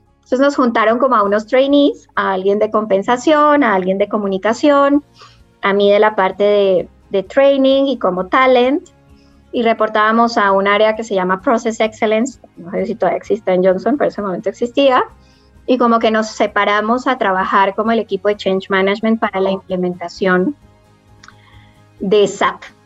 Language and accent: Spanish; Cali, Valle del Cauca, Colombia; Yo nací en Cali